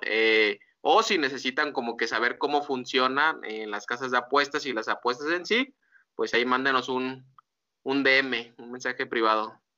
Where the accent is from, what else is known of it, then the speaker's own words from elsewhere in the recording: Mexico; somos mexicanos